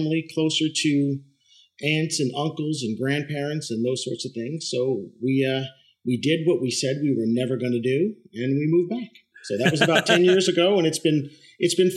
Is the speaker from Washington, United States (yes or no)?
no; southeastern Pennsylvania, United States; I grew up in the little town that I live in now